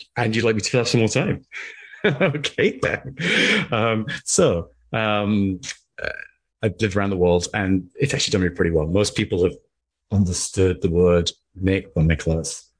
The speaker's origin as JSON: {"language": "English", "region": "England", "country": "United Kingdom", "also_born_or_lived": "Middle East", "moved": "as an adult", "said": "I was from England, but I was living in the Middle East"}